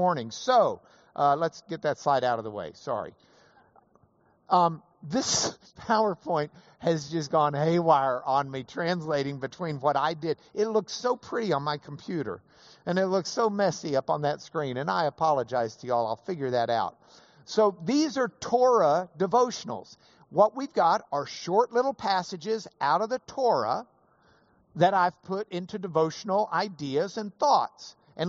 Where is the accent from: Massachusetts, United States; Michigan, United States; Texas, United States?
Texas, United States; Lubbock; I was from Lubbock